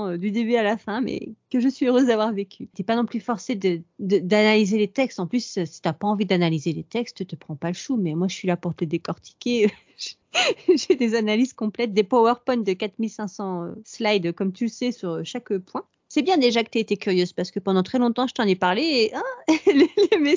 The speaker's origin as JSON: {"language": "French", "country": "France", "said": "quand on est française"}